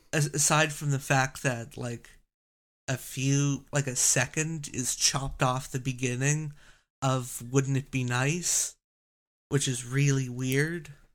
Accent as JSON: {"language": "English", "country": "Canada", "said": "I'm Canadian"}